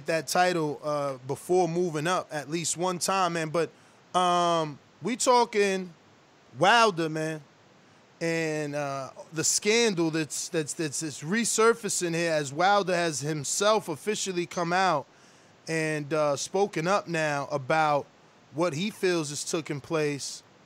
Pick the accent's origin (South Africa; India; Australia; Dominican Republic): Dominican Republic; I'm Dominican